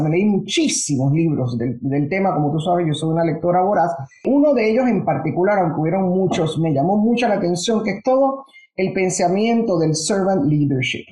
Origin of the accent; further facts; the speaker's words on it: Panama; also born or lived in United States; now in Puerto Rico; Yo nací originalmente en Panamá, mi familia todavía está toda en Panamá. Crecimos en, un ambiente del, de verdad, del Panamá